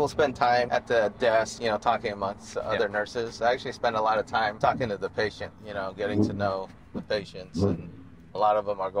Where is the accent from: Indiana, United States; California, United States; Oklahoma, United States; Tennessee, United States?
California, United States; Bay Area; also born or lived in San Diego; I grew up in the Bay Area, then I went to school down in San Diego